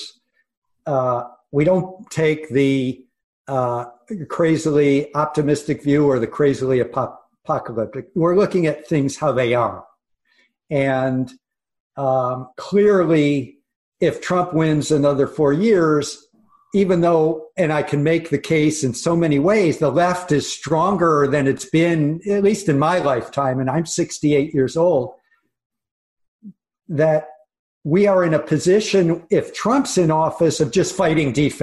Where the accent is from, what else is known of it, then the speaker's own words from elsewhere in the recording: Michigan, United States; moved away; I grew up in Michigan, I wish I was still there